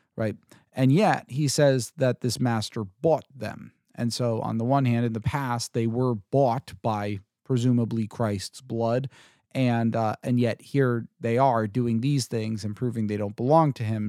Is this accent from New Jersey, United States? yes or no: yes; New Jersey, United States; I'm from Jersey